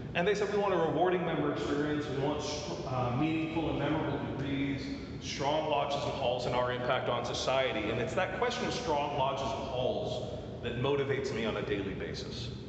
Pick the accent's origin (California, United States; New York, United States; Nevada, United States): Nevada, United States; Las Vegas; I'm from Las Vegas